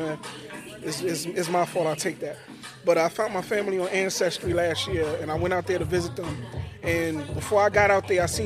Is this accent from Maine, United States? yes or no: no; New York City, New York, United States; now in Jacksonville, United States; Nah, I'm from Brooklyn. I'm from New York.